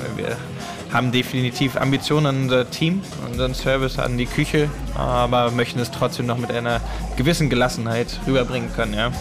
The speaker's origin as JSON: {"language": "German", "town": "Heidelberg", "region": "Baden-Württemberg", "country": "Germany", "moved": "as an adult", "lives_now": "Berlin, Germany", "said": "Ich komme ursprünglich aus Heidelberg, ja, sprich dem Südwesten Deutschlands, die Kurpfalz."}